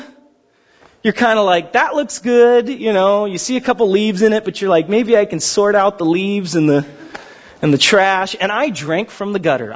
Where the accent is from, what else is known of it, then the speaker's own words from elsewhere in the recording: Pasadena, California, United States; I grew up in Pasadena, up Hastings Ranch.